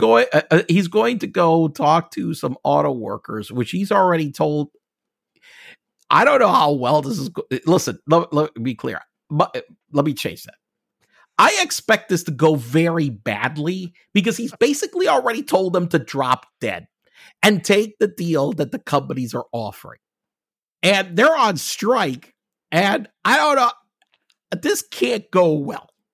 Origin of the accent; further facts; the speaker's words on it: United States; being an American, I'm gonna have to be taxed on my global income